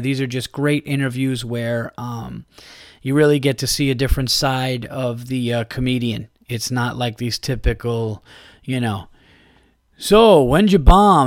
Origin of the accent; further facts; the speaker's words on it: New York, United States; being a New Yorker